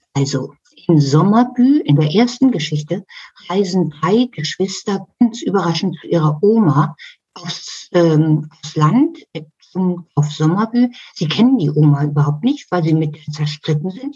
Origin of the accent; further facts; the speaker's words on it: Hamburg, Germany; als Kind in der Schule gelernt. In Hamburg